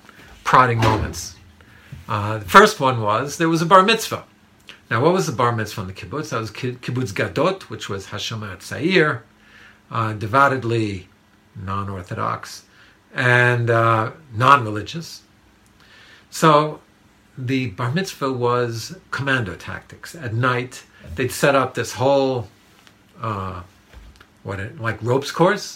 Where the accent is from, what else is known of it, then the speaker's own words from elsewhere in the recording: New York City, New York, United States; Growing up in Manhattan